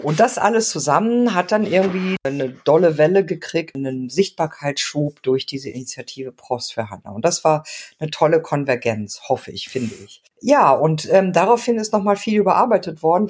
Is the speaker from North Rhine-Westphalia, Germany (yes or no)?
yes; Mülheim an der Ruhr, North Rhine-Westphalia, Germany; also born or lived in Argentina; now in Munich, Germany; in Mülheim an der Ruhr, wo ich aufgewachsen bin